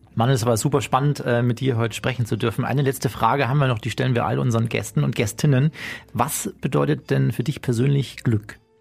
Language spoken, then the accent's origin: German; Chiemsee, Bavaria, Germany; in meine Heimat, in den Chiemsee, ans Sonnendeck Chieming